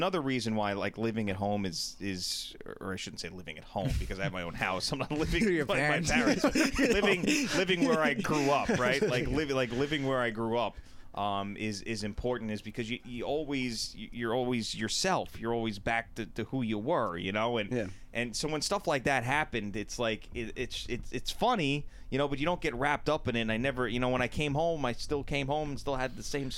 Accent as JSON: {"language": "English", "town": "Brookhaven", "region": "New York", "country": "United States", "tie": "born or raised there", "also_born_or_lived": "Pittsburgh", "said": "I grew up in Brookhaven Hamlet, went to Bellport High School. I live in Bellport now."}